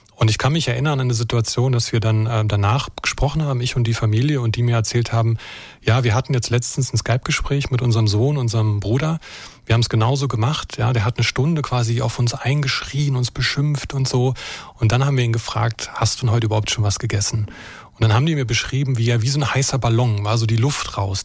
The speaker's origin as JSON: {"language": "German", "region": "Brandenburg", "country": "Germany", "tie": "born or raised there", "moved": "yes", "lives_now": "Baden-Württemberg, Germany", "said": "ich bin äh, in Brandenburg geboren und aufgewachsen"}